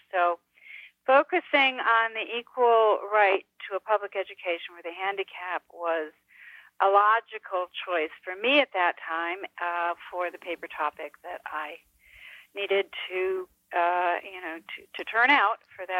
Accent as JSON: {"language": "English", "town": "Antigo", "region": "Wisconsin", "country": "United States", "tie": "born or raised there", "moved": "yes", "said": "my hometown of Antigo, Wisconsin."}